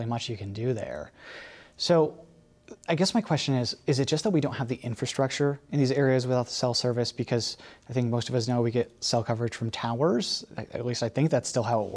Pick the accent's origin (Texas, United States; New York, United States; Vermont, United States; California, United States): New York, United States; Chenango County; moved away; I grew up in Shenango County, and decades later, there's still no cell service where I lived